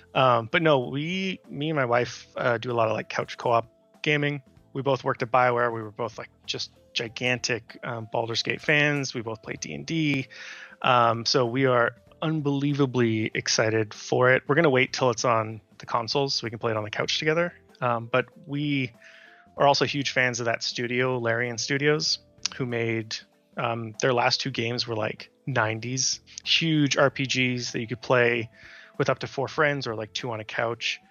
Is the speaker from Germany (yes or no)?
no; Canada; moved away as an adult; now in United States; for me as a Canadian, it's being able to go to hockey games for cheap